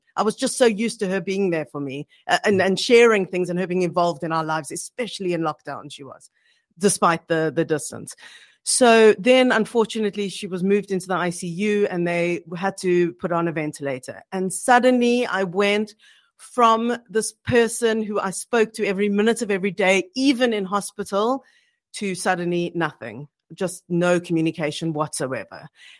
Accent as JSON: {"language": "English", "country": "South Africa", "moved": "as an adult", "lives_now": "United Kingdom", "said": "so Gavin and I moved from South Africa, our families were in South Africa, and we were based in the UK."}